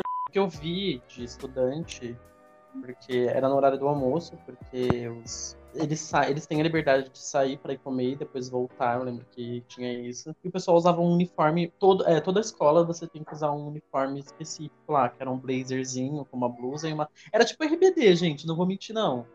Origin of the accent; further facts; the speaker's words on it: Brazil; eu sou brasileiro